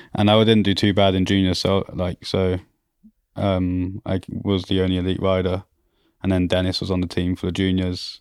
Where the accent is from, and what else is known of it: Auvergne-Rhône-Alpes, France; born or raised there; also born or lived in Croydon, London, United Kingdom